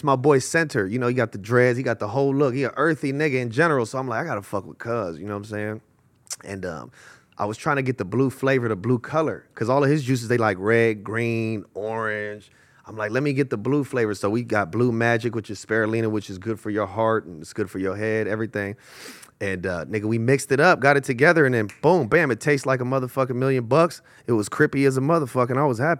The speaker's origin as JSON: {"language": "English", "town": "Los Angeles", "region": "California", "country": "United States", "tie": "born or raised there", "said": "West LA. West Los Angeles, bro. Fairfax District, Marvin, Washington, La Cienega Heights, Little Ethiopia, all that shit, Olympic."}